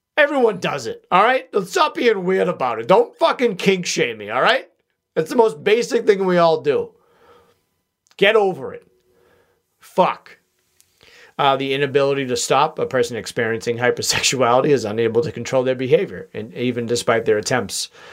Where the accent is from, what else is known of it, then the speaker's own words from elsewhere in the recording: Boston, Massachusetts, United States; accent: wicked Boston; my wicked Boston accent